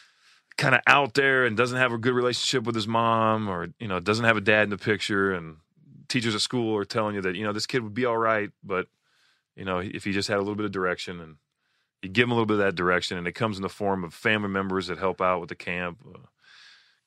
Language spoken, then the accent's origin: English; Greenville, Ohio, United States; Outside of my hometown, around the Indiana border. Okay. Outside of Greenville